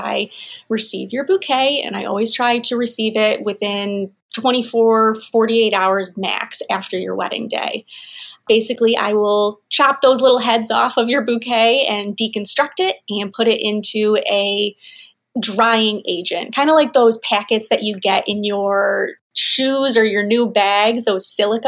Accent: Rochester, New York, United States; also born or lived in Ithaca / Nashville; I grew up here in the Finger Lakes area. I grew up in Rochester

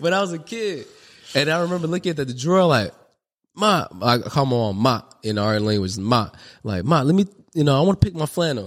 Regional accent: Long Beach, California, United States; I'm from the north side of Long Beach, California, you know, and grew up in the Parwoods, which is a project

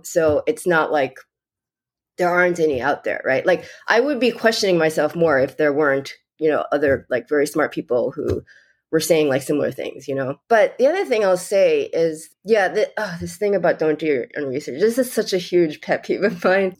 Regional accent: New York, United States; I'm from New York

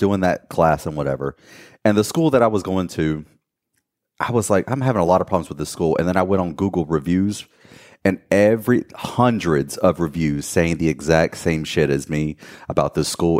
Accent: Gastonia, North Carolina, United States; moved away as an adult; also born or lived in Miami / Fort Lauderdale / Los Angeles; now we live back in my hometown of Gastonia, North Carolina.

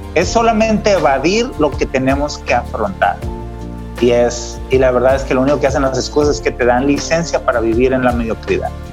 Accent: Mexico; moved away as an adult; now in San Diego, United States; como mexicanos

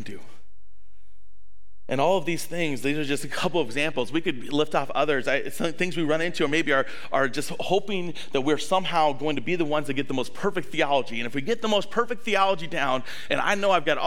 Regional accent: the South, United States; now in La Crosse, United States; I grew up in the South

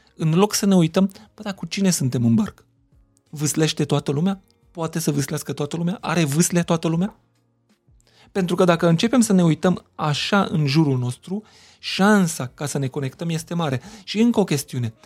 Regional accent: Miercurea Ciuc, Harghita County, Romania; first language Hungarian; Romanian is a second language; Eu vin din Mercurea uh-huh. Mhm. Ciuc, majoritatea oamenilor cu care am interacționat uh-huh. până să ajung la școală vorbeau limba maghiară.

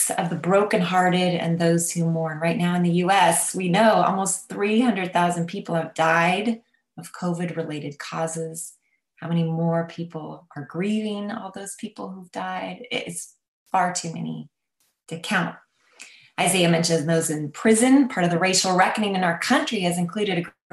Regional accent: United States; I'm an American.

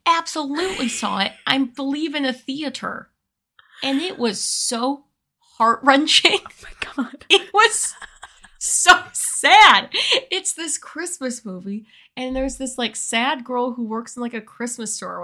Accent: United States; We are women. We are white. We are American.

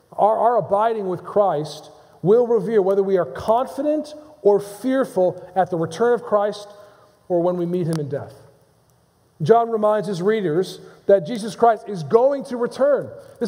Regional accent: Modena, Emilia-Romagna, Italy; Arrigo Pola, a professional tenor in my hometown of Modena, Italy, took me in as a pupil.

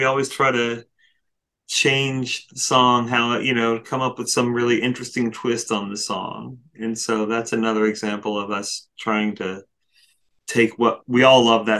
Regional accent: West Virginia, United States; moved away; And I grew up in West Virginia, near a town called Elk City.

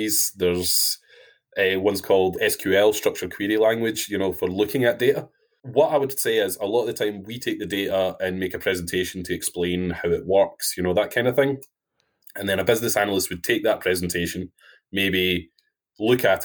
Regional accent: Wilsontown, Scotland, United Kingdom; now in Edinburgh, United Kingdom; I'm from a tiny, tiny place called Wilsontown, which is in central Scotland.

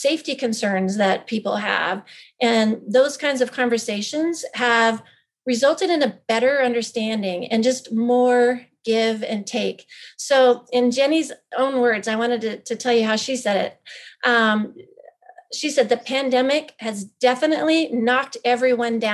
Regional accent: Power County, Idaho, United States; moved away; small, locally owned, independent pharmacy in my hometown.

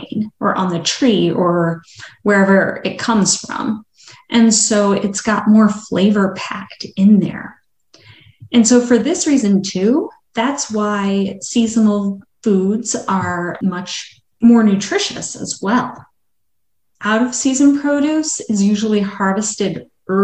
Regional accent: Madison, Wisconsin, United States; I grew up in Madison, Wisconsin

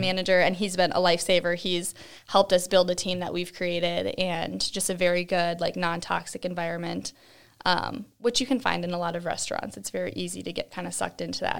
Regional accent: Cold Spring, Minnesota, United States; moved away as an adult; also born or lived in Columbia Heights, Minnesota; now in Buffalo, United States; I was born in Cold Spring, so, like, up by Saint Cloud

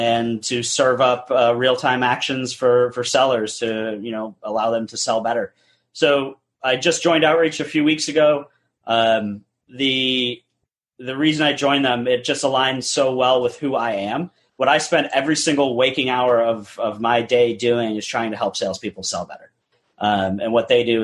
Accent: New England, United States; moved away as an adult; also born or lived in upstate New York; now in Houston, United States; I grew up in the New England area, went to school in upstate New York

